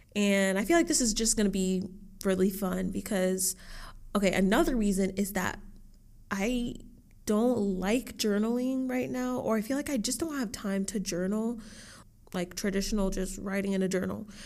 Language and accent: English; Dallas, Texas, United States; also born or lived in Austin, Texas; I was born in Austin, Texas, and I was raised in Dallas, Texas